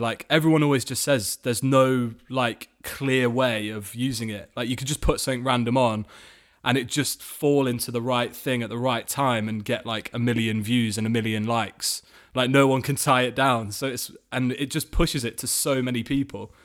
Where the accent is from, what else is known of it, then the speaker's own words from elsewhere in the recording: Nottingham, East Midlands, United Kingdom; in my hometown, um, Nottingham